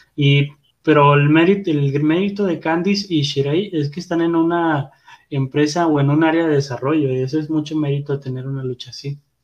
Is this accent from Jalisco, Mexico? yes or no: no; Guadalupe, Nuevo León, Mexico; Soy de Guadalupe